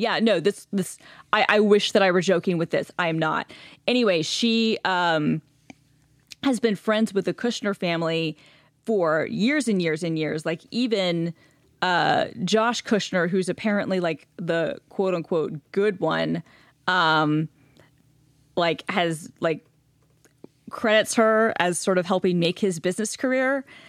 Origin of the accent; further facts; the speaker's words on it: Gwinnett County, Metro Atlanta, Georgia, United States; moved away; growing up in Gwinnett County